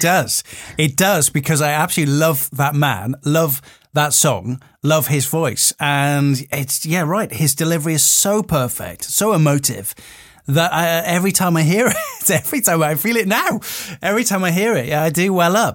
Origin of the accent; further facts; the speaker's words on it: Wales, United Kingdom; growing up in Wales